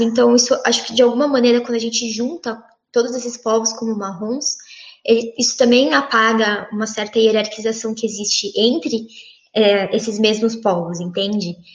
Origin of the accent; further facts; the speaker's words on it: São Paulo, Brazil; eu nasci, nasci, cresci em São Paulo